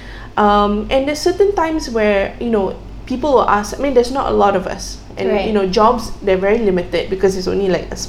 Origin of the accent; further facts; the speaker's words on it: Malaysia; being Malaysian